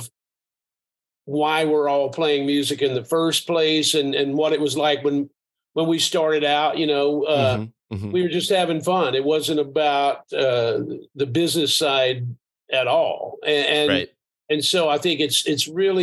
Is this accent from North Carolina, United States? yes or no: yes; Asheville, North Carolina, United States; I grew up in a small town. I grew up in Asheville, and that's part of who I am